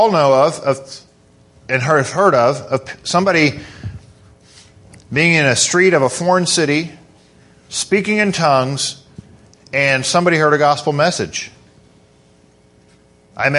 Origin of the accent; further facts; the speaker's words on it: Kentucky, United States; we're from Kentucky